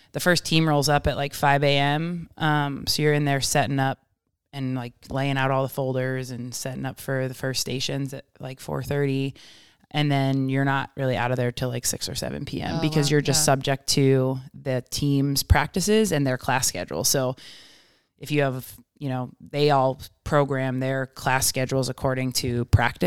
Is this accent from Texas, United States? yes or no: no; Rochester, New York, United States; moved away as an adult; now in Bay Area, United States; where I'm from, Rochester, New York area